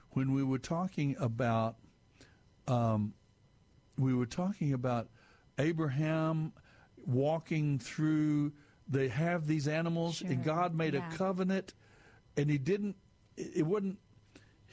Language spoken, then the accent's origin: English; Amarillo, Texas, United States; I'm a Texan. I'm West Texas, actually. There are more cattle than there were people up in Amarillo where I was raised